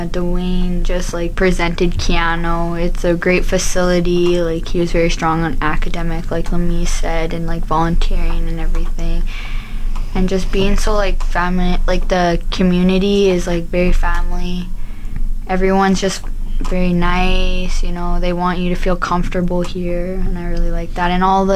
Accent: Thompson, Manitoba, Canada; moved away as an adult; now in Fort McMurray, Canada; I'm from Thompson, Manitoba.

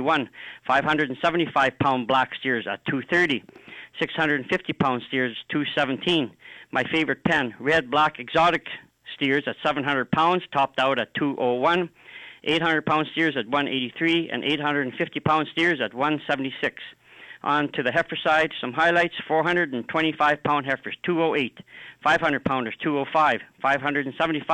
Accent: Melville, Saskatchewan, Canada; my hometown of Melville

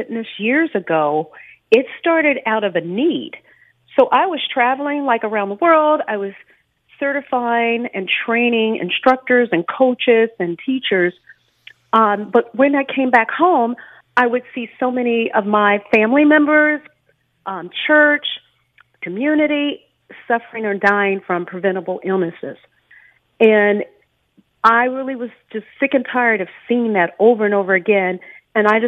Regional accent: Washington, District of Columbia, United States; now in Dallas, United States; I'm from Washington, D.C.

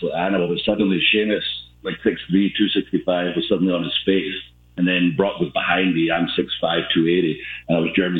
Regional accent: Ayr, Scotland, United Kingdom; my hometown of Ayr. Basically, I'm from a place called Ayr

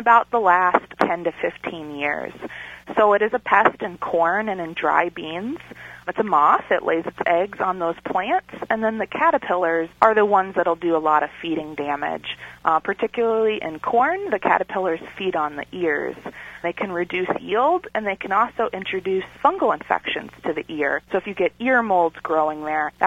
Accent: Kentucky, United States; moved away as an adult; also born or lived in Minnesota; now in North Platte, United States; I'm originally from Kentucky

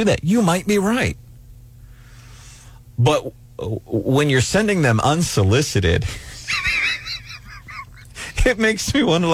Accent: St. Louis, Missouri, United States; growing up in St. Louis

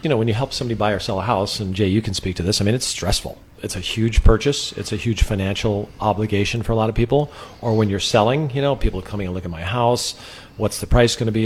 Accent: Sun Valley, Idaho, United States; moved away as an adult; now in San Luis Obispo County, United States; I grew up in Sun Valley, Idaho

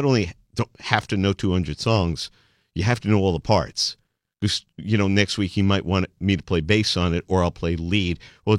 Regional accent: New York City, New York, United States; That's where I grew up. Sheepshead Bay. Oh, East 21st.

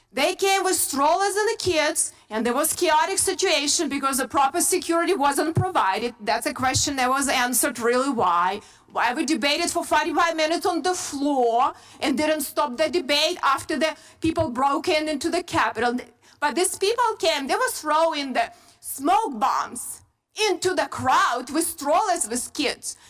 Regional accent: Ukraine; moved away as an adult; now in United States; I grew up in very similar country, Ukraine now, and when I came here as a young person

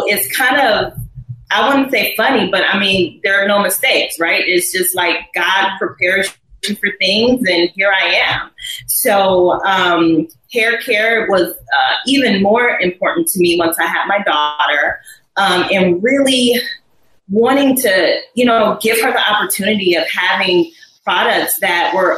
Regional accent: Cleveland Heights, Ohio, United States; moved away; also born or lived in Atlanta; I was born in Cleveland, Ohio. Cleveland Heights is where I grew up.

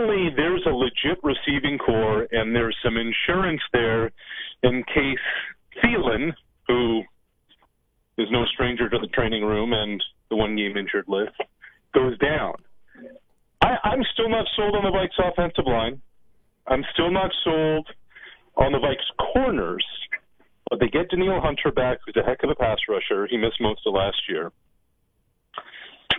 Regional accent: Nova Scotia, Canada; moved away as an adult; also born or lived in Quebec / Ontario; I grew up in Nova Scotia, I went to school in Quebec, worked in Quebec and Ontario

